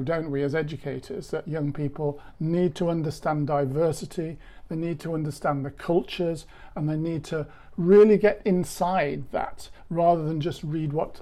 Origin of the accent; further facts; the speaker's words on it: England, United Kingdom; I'm English